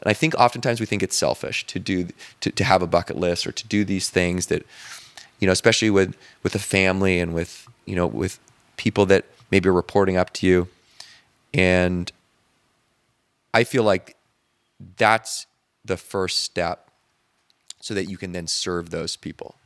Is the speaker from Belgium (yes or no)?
no; Canada; now in Marina del Rey, United States; just being Canadian